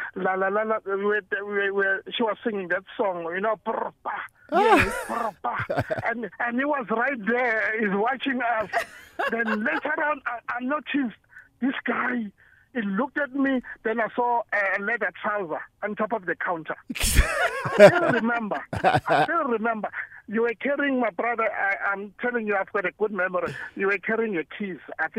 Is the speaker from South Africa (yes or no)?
yes; Durban, KwaZulu-Natal, South Africa; moved away; I'm from Durban? I didn't know Joburg at that time.